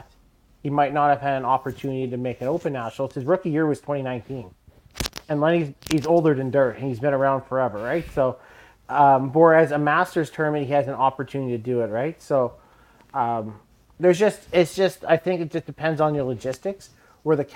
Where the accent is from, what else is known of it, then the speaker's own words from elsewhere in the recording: Alberta, Canada; we're only from Alberta